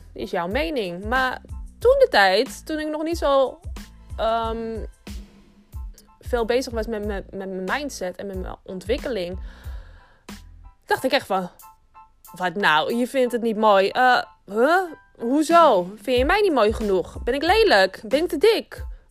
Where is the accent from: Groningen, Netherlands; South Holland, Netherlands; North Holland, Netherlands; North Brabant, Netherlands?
North Holland, Netherlands; Amsterdam; Ik woon al mijn hele leven in Amsterdam. Ik ben een geboren en getogen Amsterdamse. Wellicht dat je het ook wel een beetje kan horen